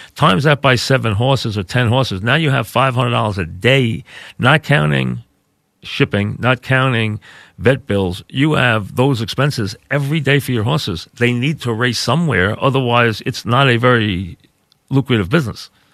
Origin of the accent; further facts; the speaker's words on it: Long Beach, New York, United States; I grew up in a beach town. I'm from Long Beach